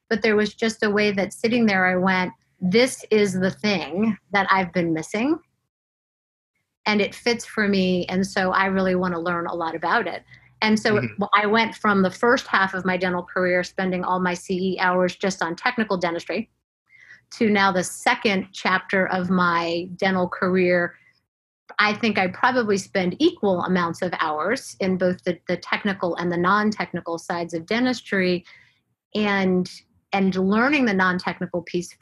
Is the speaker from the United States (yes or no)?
yes; Florida, United States; moved away as an adult; also born or lived in Atlanta, Georgia; I grew up in Florida, went to school in Florida